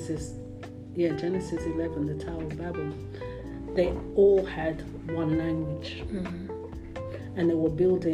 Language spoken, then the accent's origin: English; London, United Kingdom; now in United States; I grew up in London